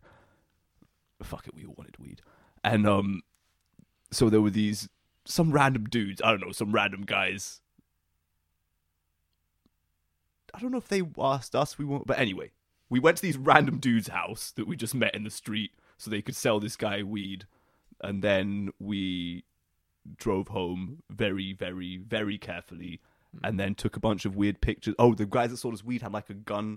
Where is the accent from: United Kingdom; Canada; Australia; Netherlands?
United Kingdom; we are British